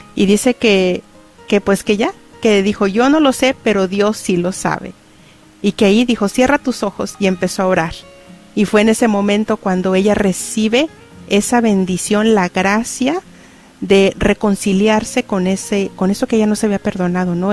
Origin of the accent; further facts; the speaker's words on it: Cuauhtémoc, Durango, Mexico; moved away; mi pueblo, Cuauhtémoc Durango